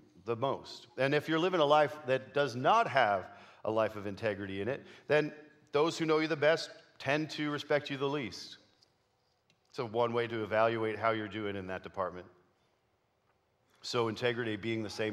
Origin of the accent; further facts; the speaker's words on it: Canada; moved away; I grew up in Canada